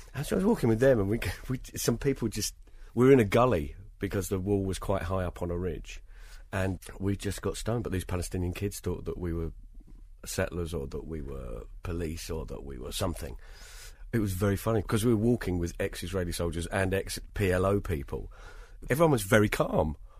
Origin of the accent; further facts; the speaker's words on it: United Kingdom; I am British